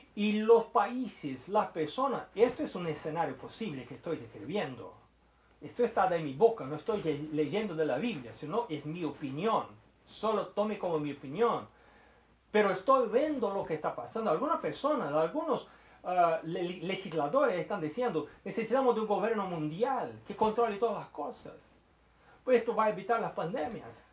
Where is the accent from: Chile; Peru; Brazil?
Brazil; yo soy brasileño